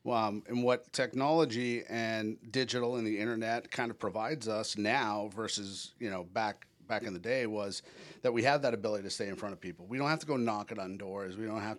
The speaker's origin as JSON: {"language": "English", "region": "New England", "country": "United States", "tie": "born or raised there", "lives_now": "Orlando, United States", "said": "I've been in Orlando for the better part of 20 years. So I'll kind of start there. I grew up in New England, and moved down here with that mutual friend that we know."}